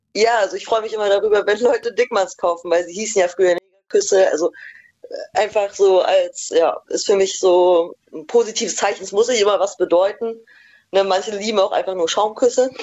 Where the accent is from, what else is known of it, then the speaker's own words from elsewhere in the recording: East Germany, Germany; moved away; ich komme auch ursprünglich aus dem Osten